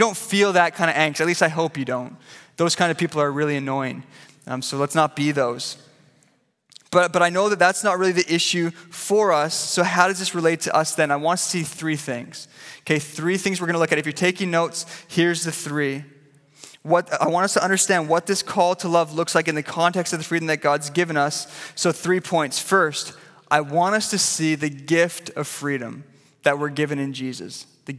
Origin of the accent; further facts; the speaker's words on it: Vancouver, British Columbia, Canada; You know, I grew up here in Vancouver, and I grew up going to a little church called Pilgrim Baptist.